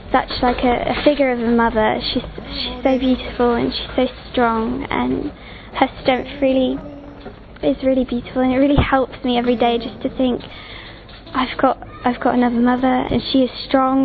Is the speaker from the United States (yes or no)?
no; England, United Kingdom; I'm 12 years old, I'm from England.